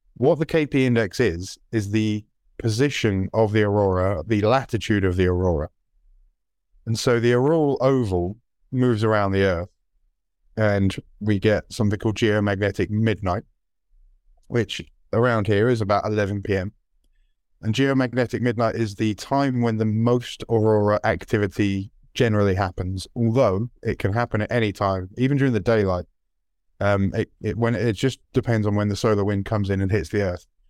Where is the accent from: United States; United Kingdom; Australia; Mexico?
United Kingdom; British passport holders